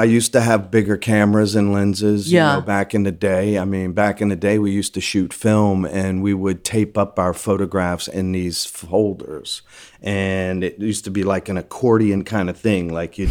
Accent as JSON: {"language": "English", "region": "Louisiana", "country": "United States", "tie": "born or raised there", "said": "I liked media. I'm the last of six, born and raised in Louisiana."}